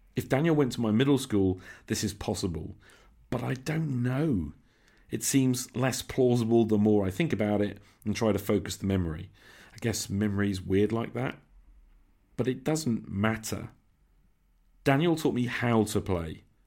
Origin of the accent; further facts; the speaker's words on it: Nottingham, East Midlands, United Kingdom; Faculty of Medicine and Health Sciences, right in my hometown